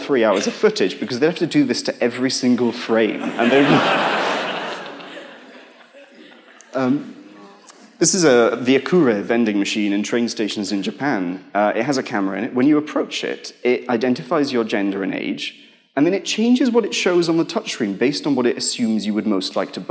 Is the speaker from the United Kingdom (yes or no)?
yes; United Kingdom; we're British